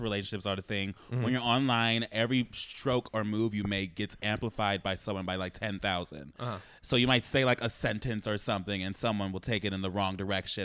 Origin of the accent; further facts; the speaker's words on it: Southern California, United States; I'm a Southern Californian boy